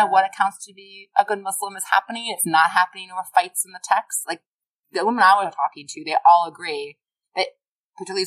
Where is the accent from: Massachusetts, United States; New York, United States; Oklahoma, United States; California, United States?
Massachusetts, United States; Boston; I'm from Boston